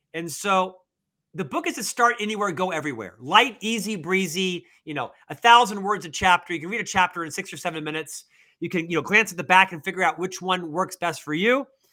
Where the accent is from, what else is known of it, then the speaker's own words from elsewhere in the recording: Orlando, Florida, United States; moved away as an adult; also born or lived in Provo, Utah; now in Salt Lake City, United States; I'm from Florida originally, born and raised in Orlando, Florida